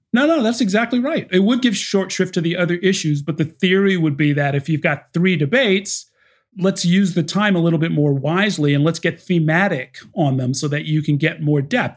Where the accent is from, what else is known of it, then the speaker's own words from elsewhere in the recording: New Rochelle, New York, United States; also born or lived in Harlem, New York City; now in New York City, United States; I grew up in New Rochelle